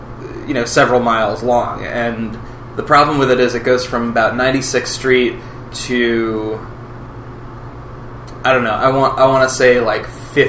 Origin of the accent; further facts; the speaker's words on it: White Plains, New York, United States; I was born in White Plains, New York, which is about a half an hour north of the city, and it is. About as diverse as you get in Westchester County, which is known for just being full of very wealthy people